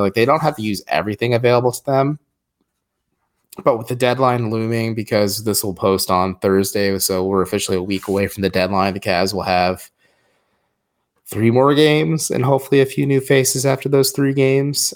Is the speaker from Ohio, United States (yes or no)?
yes; Wadsworth, Ohio, United States; My hometown of the great Wadsworth, Ohio